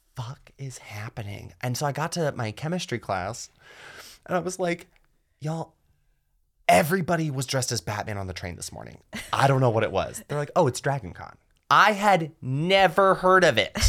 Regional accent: rural North Georgia, United States; the town I grew up in here in Georgia

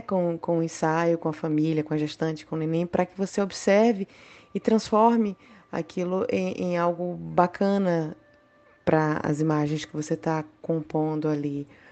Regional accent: Salvador, Bahia, Brazil; eu sou de Salvador

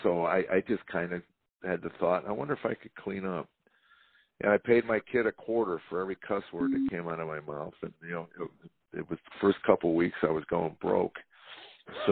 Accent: Chicago, Illinois, United States; now in Tennessee, United States; I was born and raised in Chicago, but I've been here 22 years

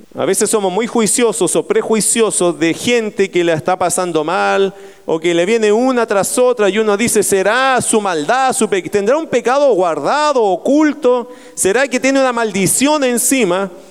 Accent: Talagante, Santiago Metropolitan Region, Chile; moved away; Yo vengo de la tierra de Talagante, se llama la tierra de las brujas.

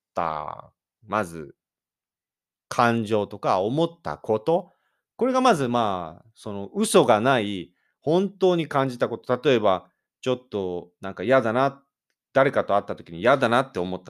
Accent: Japan; 私、日本人

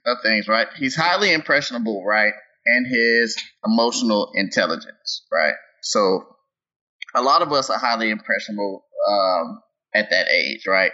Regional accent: Tennessee, United States; I grew up in Tennessee

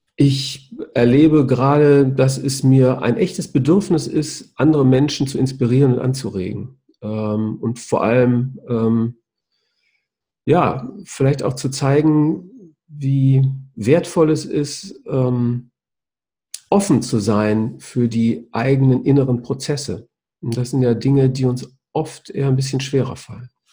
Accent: the Ruhr area, North Rhine-Westphalia, Germany; weil ich ein Kind des Reviers bin

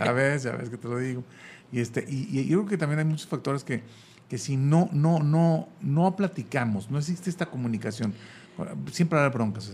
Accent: Monterrey, Nuevo León, Mexico; moved away; yo no soy de aquí, pero yo vengo un poquito más cerquita, yo soy de Monterrey

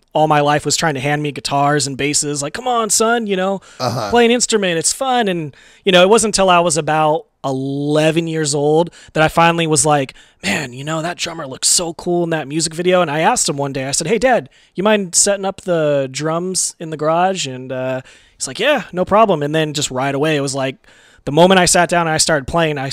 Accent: Modesto, California, United States; also born or lived in Oakland, California; I was born in Oakland, California. Moved to the Central Valley, Modesto

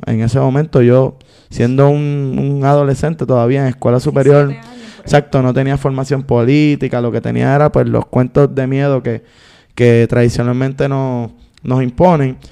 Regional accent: San Juan, Puerto Rico; Soy nacido y criado allí, específicamente del bloque A la melaza

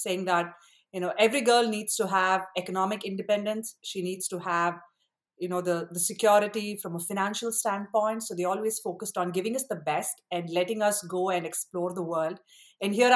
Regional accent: Chennai, Tamil Nadu, India; now in United States; I grew up in India, Chennai, Madras

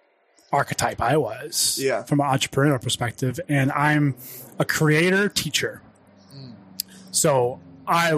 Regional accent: United States; also born or lived in Ohio / Pittsburgh, Pennsylvania; born and raised in Ohio and Pittsburgh

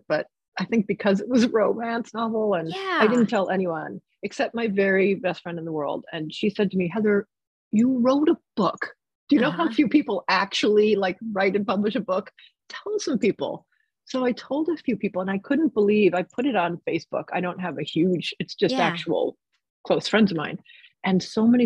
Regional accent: New Jersey, United States; moved away as an adult; also born or lived in New York City / England / Boulder / San Francisco; I grew up in New Jersey

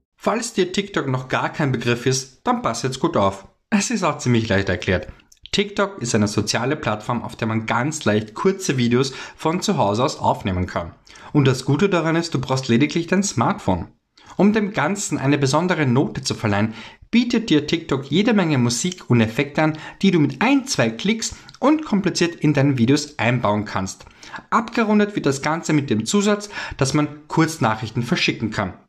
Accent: Vienna, Austria; komme aus der wunderschönen Stadt Wien in Österreich

